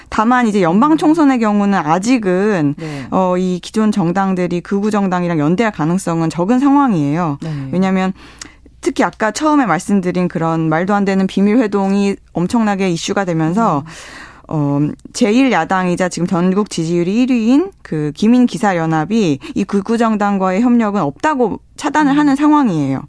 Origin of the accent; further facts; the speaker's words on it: South Korea; 제가 한국인인데도 불구하고